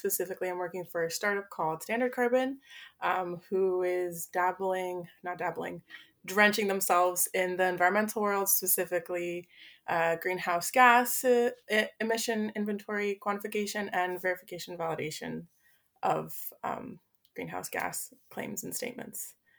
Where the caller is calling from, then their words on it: Toronto, Ontario, Canada; I'm coming in from Toronto, Canada, so from the north.